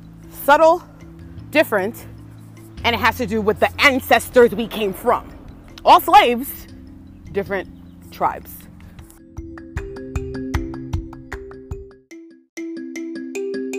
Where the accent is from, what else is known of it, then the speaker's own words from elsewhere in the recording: United States; also born or lived in Trinidad and Tobago; I was born here, but always went back and forth, you know? So I'm like an American